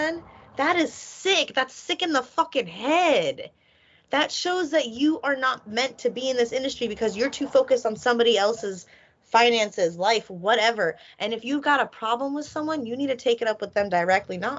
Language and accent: English; Philadelphia, Pennsylvania, United States; I'm from Philly